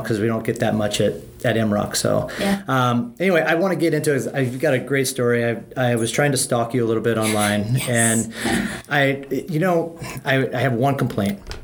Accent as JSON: {"language": "English", "region": "Midwest", "country": "United States", "tie": "born or raised there", "said": "I grew up in the Midwest"}